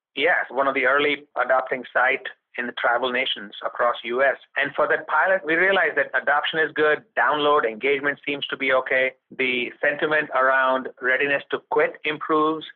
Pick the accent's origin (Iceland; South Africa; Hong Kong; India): India; moved away as an adult; also born or lived in Connecticut / New York; now in United States; growing up in India